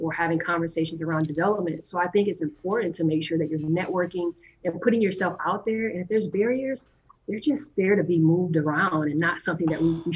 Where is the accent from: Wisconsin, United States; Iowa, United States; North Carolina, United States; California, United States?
Wisconsin, United States; Madison; I am from Madison, Wisconsin.